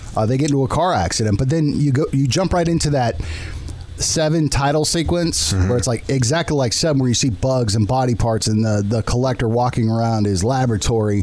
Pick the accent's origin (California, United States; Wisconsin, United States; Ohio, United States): California, United States; San Diego; moved away; I'm from San Diego